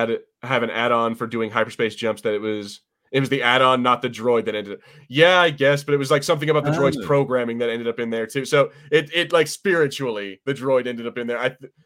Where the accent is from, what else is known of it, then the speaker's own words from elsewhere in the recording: United States; I'm American